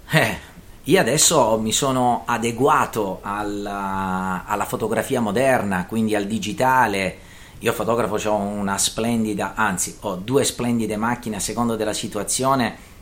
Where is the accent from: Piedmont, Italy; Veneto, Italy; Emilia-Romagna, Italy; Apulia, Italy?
Apulia, Italy; Taranto; da Tarantino e da Meridionale